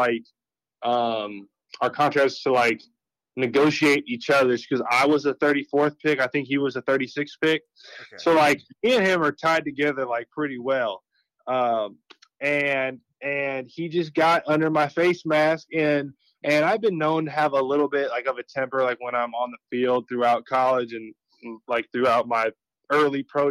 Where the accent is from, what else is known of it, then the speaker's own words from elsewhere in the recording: Valencia, California, United States; also born or lived in Bakersfield, California / Florida; So, I grew up in Bakersfield, which is like 2 hours north of LA and kind of like inland. And then when I was a little older, when I got into elementary school, I moved up to Valencia